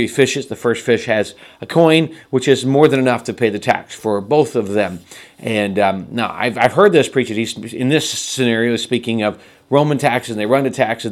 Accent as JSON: {"language": "English", "country": "United States", "said": "as American citizens"}